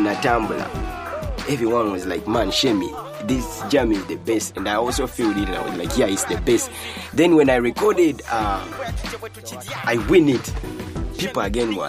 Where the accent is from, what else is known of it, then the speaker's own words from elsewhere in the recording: Kampala, Central Region, Uganda; my hometown rapper, a Mutungo Bina rapper